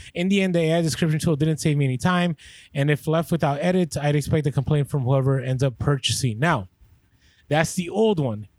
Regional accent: San Francisco, California, United States; moved away; I grew up in San Francisco

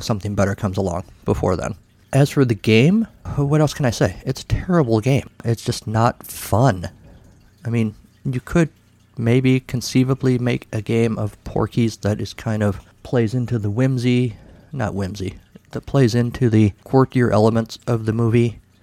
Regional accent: United States; I was an American teenage boy

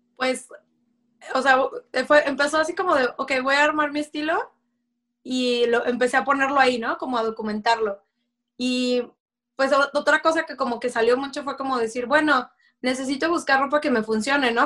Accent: Mexico; moved away as an adult; now in Folsom, United States; yo soy de México

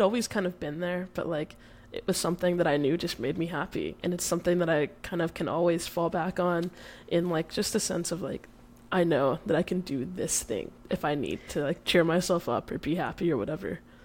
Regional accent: Dallas, Texas, United States; moved away as an adult; now in Oregon, United States; I'm born and raised in Dallas. Uh, I had never really left uh, up until literally, I guess, three weeks ago

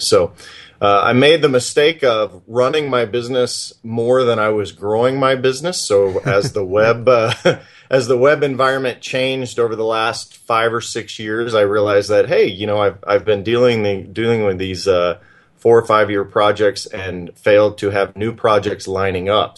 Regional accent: Oklahoma, United States; also born or lived in Texas; now in Montana, United States; I grew up in, in Oklahoma and uh, Texas

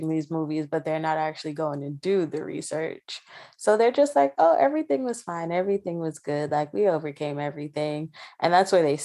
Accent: Jamaica; As a Jamaican

